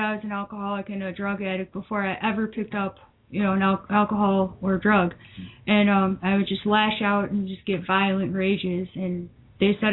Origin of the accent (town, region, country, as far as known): Woodstock, Illinois, United States; born or raised there; also born or lived in Baton Rouge, Louisiana